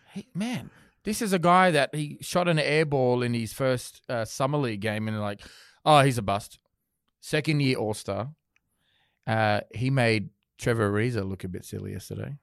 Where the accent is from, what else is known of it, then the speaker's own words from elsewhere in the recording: Sydney, New South Wales, Australia; I'm from Sydney